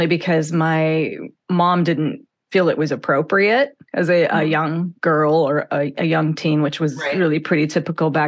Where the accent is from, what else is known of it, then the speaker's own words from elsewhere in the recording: the Northwest, Pacific Northwest, United States; I grew up in the Northwest